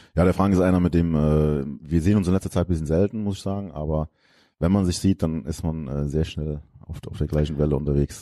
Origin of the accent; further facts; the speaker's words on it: Geisig, Rhineland-Palatinate, Germany; also born or lived in Koblenz; now in Lahnstein, Germany; da bin ich die ersten 16 Jahre meines Lebens aufgewachsen